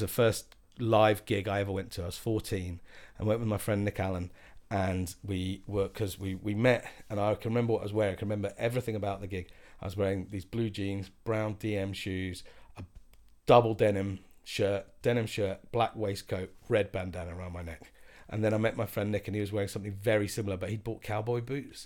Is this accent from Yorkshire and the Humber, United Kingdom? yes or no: no; Croydon, London, United Kingdom; growing up in Croydon and sort of being really Scottish